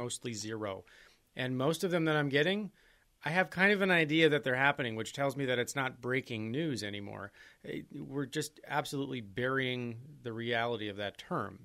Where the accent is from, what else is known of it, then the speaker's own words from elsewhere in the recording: Green Bay, Wisconsin, United States; moved away; my hometown in Green Bay